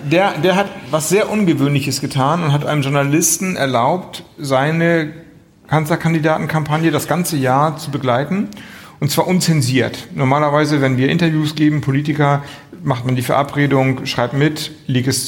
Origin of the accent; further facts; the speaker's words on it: Flensburg, Schleswig-Holstein, Germany; ich komme aus Flensburg, große Handballer, Hochburg, allerdings immer ein bisschen hinter Kiel